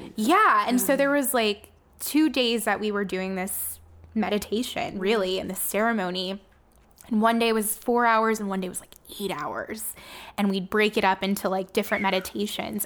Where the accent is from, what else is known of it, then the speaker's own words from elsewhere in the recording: Miami, Florida, United States; Miami, which is my hometown